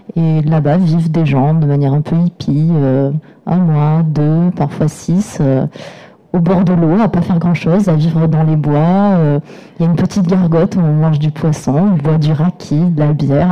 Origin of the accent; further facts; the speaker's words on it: Provence-Alpes-Côte d'Azur, France; j'ai grandi dans les Hautes-Alpes et je continue à y vivre